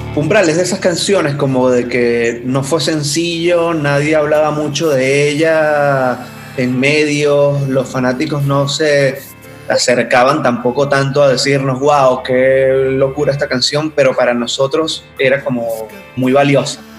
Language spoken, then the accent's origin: Spanish; eastern Venezuela, Venezuela; somos de Oriente